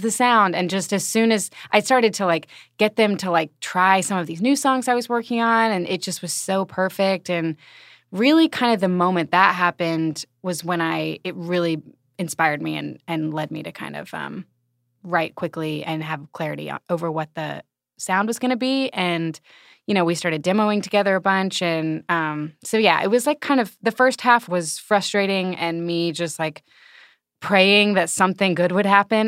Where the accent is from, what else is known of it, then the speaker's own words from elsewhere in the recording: Alabama, United States; now in Kansas City, United States; I'm from Alabama.